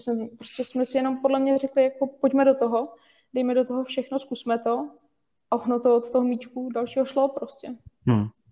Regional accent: Ústí nad Labem Region, Czechia; jsme všichni z Ústeckého kraje, takže se od malička známe

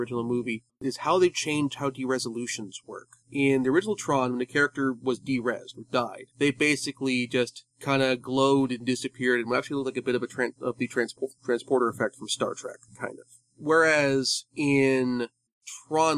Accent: United States; As an American

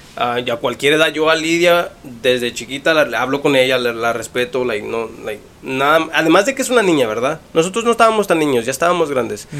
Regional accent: Mexico City, Mexico; also born or lived in Morelos; crecí en el DF, mucho tiempo ahí, soy, yo digo que soy del DF

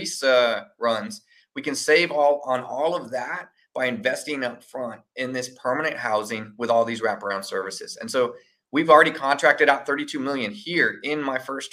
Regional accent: San Antonio, Texas, United States; also born or lived in Austin; grew up here in San Antonio

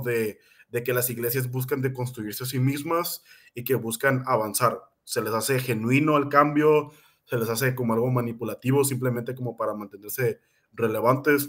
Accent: Mexico; nosotros que somos mexicanos

